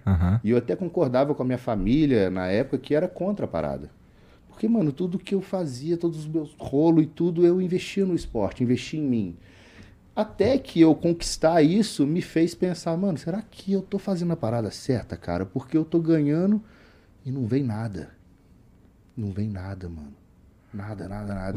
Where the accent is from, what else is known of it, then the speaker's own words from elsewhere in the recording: Juiz de Fora, Minas Gerais, Brazil; um abraço para pessoal de Juiz de Fora, minha, minha terra